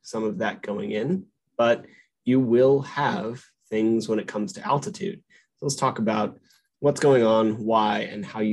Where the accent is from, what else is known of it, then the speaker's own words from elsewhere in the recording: Albuquerque, New Mexico, United States; I grew up in the mountains. I was born in Albuquerque, New Mexico, at a mile high, and the mountains are my home.